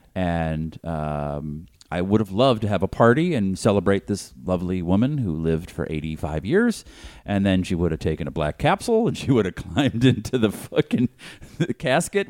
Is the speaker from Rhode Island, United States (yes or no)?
no; Boston, Massachusetts, United States; now in Los Angeles, United States; growing up in Boston